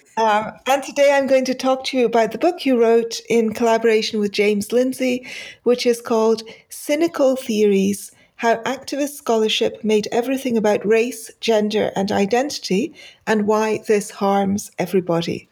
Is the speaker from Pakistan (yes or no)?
yes; Pakistan; moved away; I, uh, grew up in Pakistan and I have not been back since then.